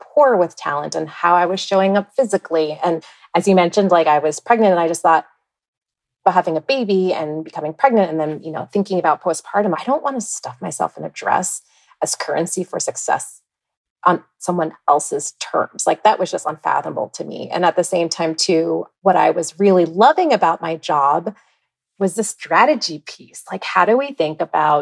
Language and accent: English; East Coast, United States; moved away as an adult; also born or lived in Ithaca; now in Minneapolis, United States; I was born and raised on the East Coast.